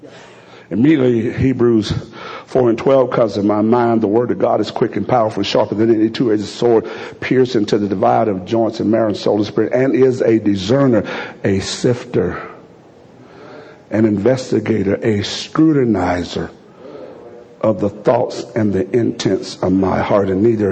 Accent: Alabama, United States; Only thing I can equate this to is, fortunately, I'm from Alabama.

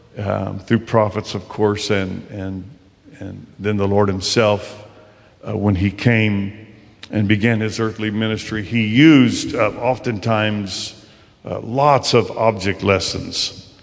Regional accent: La Grande, Oregon, United States; up in our part of the country, I'm from the Northwest, in Northeast Oregon, La Grande, Oregon, and we have a lot of critters up there.

